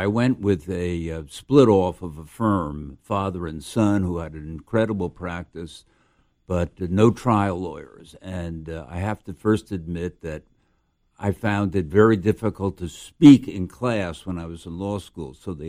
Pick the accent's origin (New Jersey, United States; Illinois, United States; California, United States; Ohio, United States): New Jersey, United States; Perth Amboy; also born or lived in Maplewood; born and raised in Perth Amboy, New Jersey. Not many people can say that.